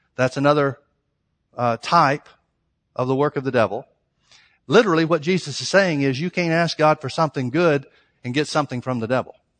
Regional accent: Birmingham, Alabama, United States; Southern Baptist church, Birmingham, Alabama, Southern Baptist church that I grew up

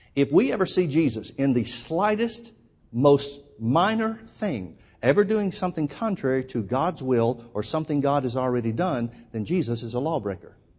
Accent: Alabama, United States; moved away as an adult; also born or lived in Oklahoma; now in California, United States; Born and raised in Alabama, lived in Oklahoma while I worked with Brother Hagan, and then we moved out to California

